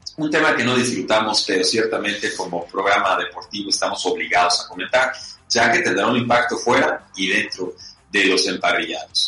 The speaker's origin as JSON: {"language": "Spanish", "town": "San Diego", "region": "California", "country": "United States", "moved": "yes", "said": "les mando saludos desde San Diego, ¿no? Desde mi tierra de, California, estamos acá de, trabajo"}